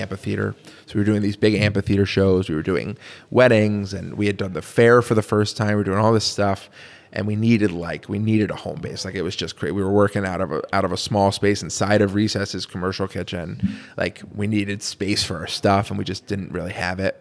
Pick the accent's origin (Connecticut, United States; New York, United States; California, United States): Connecticut, United States; now in Syracuse, United States; I'm, I'm from Connecticut originally.